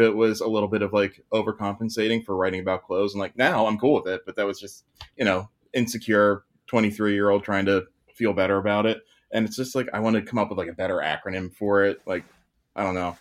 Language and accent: English; Pittsburgh, Pennsylvania, United States; I'm in Pittsburgh